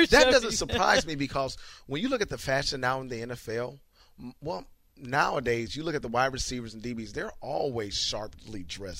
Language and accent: English; Iowa, United States; moved away; I'm from Iowa originally, so Minnesota's not only two or three hours from my hometown, and my brother lives in Minneapolis.